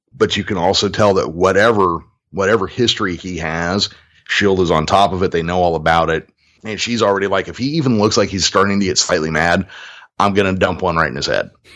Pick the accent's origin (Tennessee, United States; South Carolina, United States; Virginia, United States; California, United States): California, United States; Modesto; right here in my hometown, Modesto, California